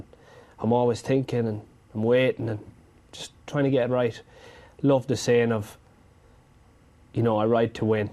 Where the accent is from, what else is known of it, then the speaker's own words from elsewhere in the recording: Ireland; Growing up in Ireland, had a great upbringing by my parents